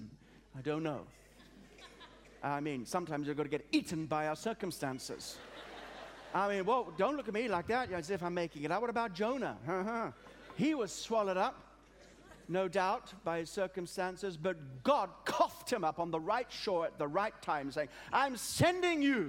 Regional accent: Australia; also born or lived in Africa; now in England; I was born in Africa, brought up in Australia, have a passion for England

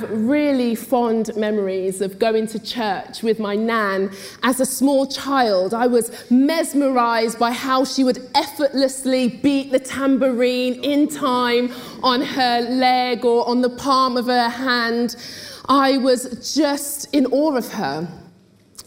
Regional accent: Oxford, South East England, United Kingdom; I was born and bred in Oxford to Jamaican parents

